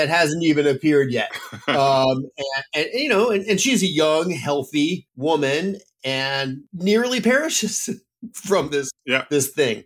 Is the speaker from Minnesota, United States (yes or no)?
no; Phoenix, Arizona, United States; I grew up in Phoenix, so it's a place that I know pretty well